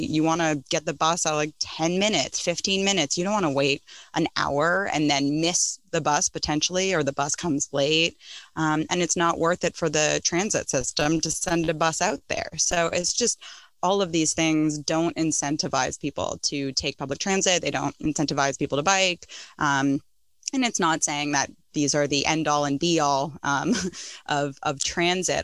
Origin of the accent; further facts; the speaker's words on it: Toronto, Ontario, Canada; moved away; I grew up in North York